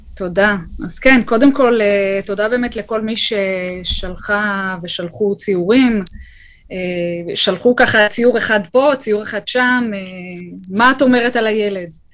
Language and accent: Hebrew; Kfar Saba, Central District, Israel; שגדלתי ככה בכפר סבא, גדלנו יחד